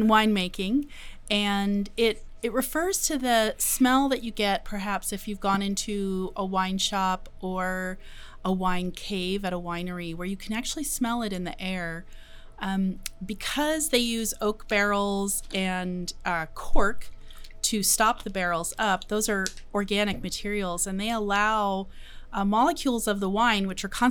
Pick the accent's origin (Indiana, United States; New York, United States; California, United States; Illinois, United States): California, United States; West Sonoma County; I grew up in Sonoma County, West Sonoma County